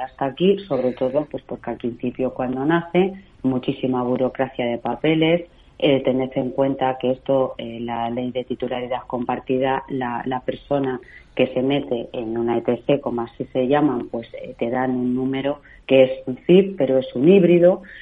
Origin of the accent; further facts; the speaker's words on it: Castilla-La Mancha, Spain; soy de Castilla-La Mancha